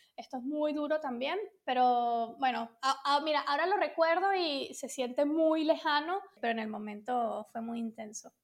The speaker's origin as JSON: {"language": "Spanish", "country": "Venezuela", "tie": "born or raised there", "also_born_or_lived": "London", "moved": "as an adult", "lives_now": "Spain", "said": "originalmente soy de Venezuela, entonces digamos que me crié allí"}